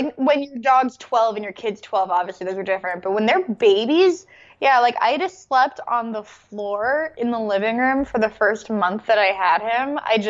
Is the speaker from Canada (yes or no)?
yes; Canada; I'm Canadian.